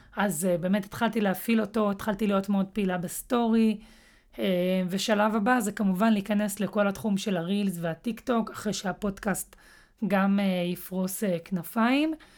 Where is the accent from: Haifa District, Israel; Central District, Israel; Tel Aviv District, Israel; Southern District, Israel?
Central District, Israel; Netanya; אני במקור מנתניה